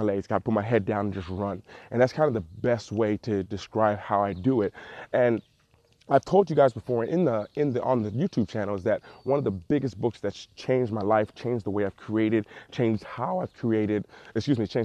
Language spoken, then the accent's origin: English; Cleveland, Ohio, United States; I'm actually currently here in Cleveland, Ohio, my hometown